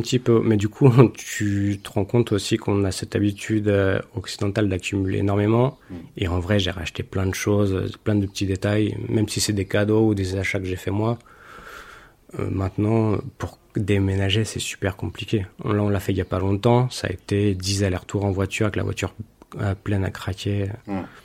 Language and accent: French; France; also born or lived in London; now in Madrid, Spain; j'ai quitté la France, c'est pas pour influencer euh, ce qui se passe dans mon pays